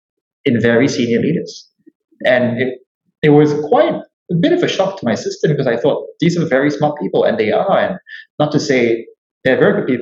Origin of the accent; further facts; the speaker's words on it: Singapore; I'm Singaporean.